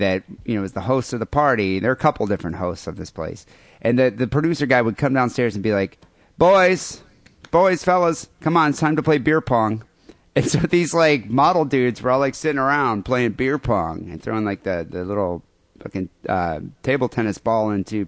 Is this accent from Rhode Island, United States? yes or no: no; Michigan, United States; moved away; I'm Michigan